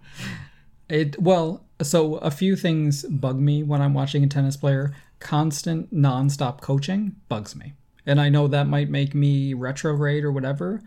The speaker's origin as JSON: {"language": "English", "country": "United States", "said": "as an American"}